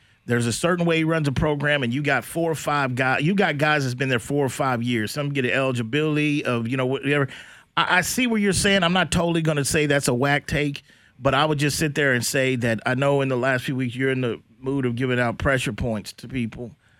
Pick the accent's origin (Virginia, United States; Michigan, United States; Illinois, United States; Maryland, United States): Illinois, United States; Chicago; I'm like, oh, I'm from South Chicago.